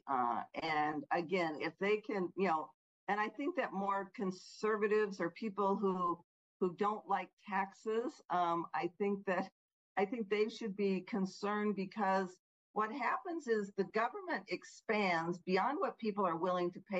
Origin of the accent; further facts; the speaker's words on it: Illinois, United States; like my home state of Illinois.